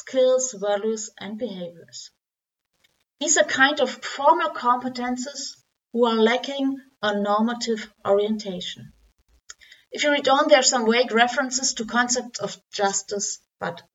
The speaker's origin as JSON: {"language": "English", "town": "Dortmund", "region": "North Rhine-Westphalia", "country": "Germany", "second_language": "English", "said": "I'm from Germany, Dortmund."}